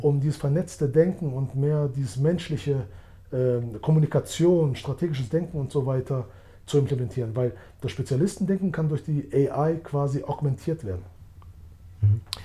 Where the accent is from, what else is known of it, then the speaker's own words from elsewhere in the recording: Germany; moved away as an adult; now in Switzerland; Ich bin in Deutschland geboren und aufgewachsen